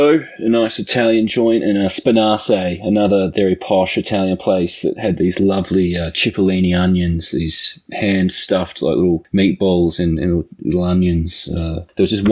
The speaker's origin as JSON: {"language": "English", "region": "Tasmania", "country": "Australia", "moved": "as an adult", "lives_now": "United States", "said": "I'm from Tasmania. So we're both like island boys from the Commonwealth."}